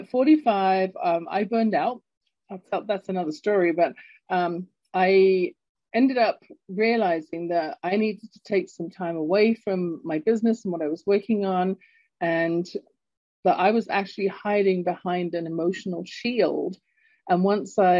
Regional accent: London, United Kingdom; now in Calgary, Canada; I was growing up in London, England. You can tell from my accent, I'm not born in Canada, where I'm based right now in Calgary, Alberta.

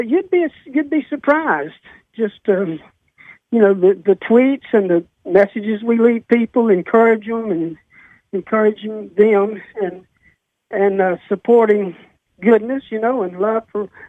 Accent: Manila, Metro Manila, Philippines; I grew up in Manila for almost half of my life. I was raised there in the city

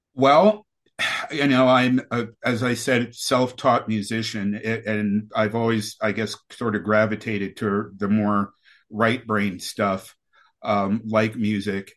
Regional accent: New York City, New York, United States; I was born in New York City, right there on Manhattan Island, in the in 1961

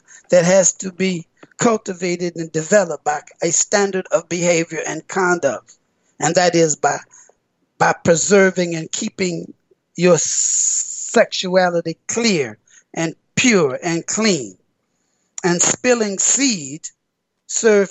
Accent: United States; me being American black

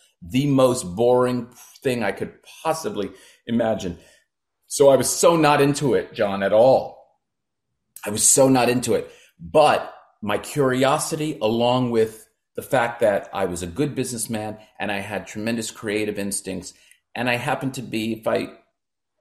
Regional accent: East Brunswick, New Jersey, United States; also born or lived in Brooklyn, New York; started Jazz Art Studio in my hometown of East Brunswick when I was 17

